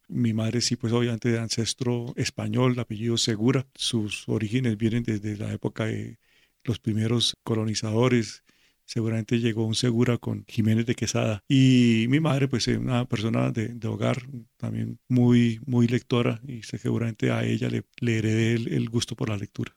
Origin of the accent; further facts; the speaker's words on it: Cali, Valle del Cauca, Colombia; efectivamente nací en Cali